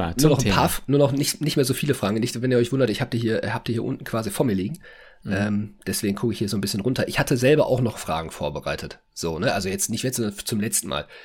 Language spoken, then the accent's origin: German; Berlin, Germany; Ich komme ja selber aus Berlin. Da fährt dieser ICE ja nicht.